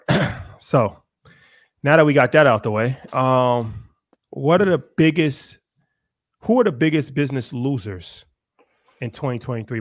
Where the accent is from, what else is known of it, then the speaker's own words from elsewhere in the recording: United States; As an American